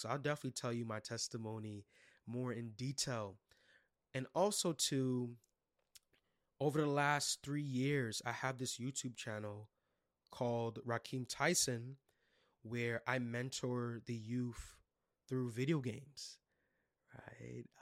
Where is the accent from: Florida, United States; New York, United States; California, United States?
New York, United States; New York City; I was born and raised in Brooklyn, New York.